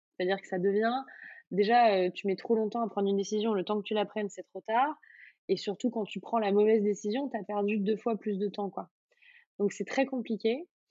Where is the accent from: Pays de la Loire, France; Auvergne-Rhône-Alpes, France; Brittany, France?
Auvergne-Rhône-Alpes, France; j'ai grandi en Auvergne